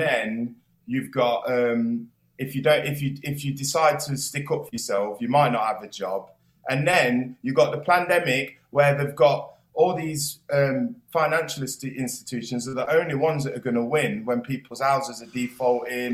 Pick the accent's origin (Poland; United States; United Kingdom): United Kingdom; Nottingham, East Midlands; I am from Nottingham